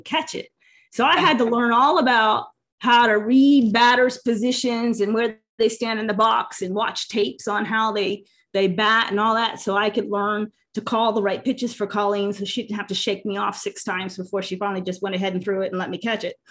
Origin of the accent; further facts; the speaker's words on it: Ohio, United States; I'm just from Podunk, Ohio